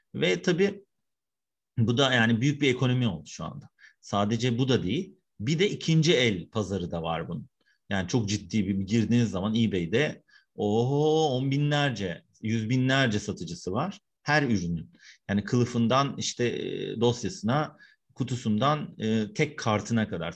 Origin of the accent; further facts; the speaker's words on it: Istanbul, Turkey; 1974 İstanbul'da doğumluyum. İstanbul Üniversitesi İletişim Fakültesi'nde okuyup orada yüksek lisans yaptım.